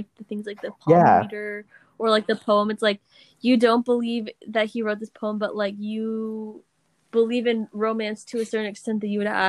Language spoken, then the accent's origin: English; United States; as an American